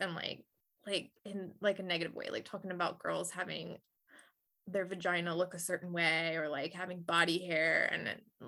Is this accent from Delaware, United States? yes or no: yes; Delaware, United States; now in Georgia, United States; I'm from Delaware, I'm not from Georgia.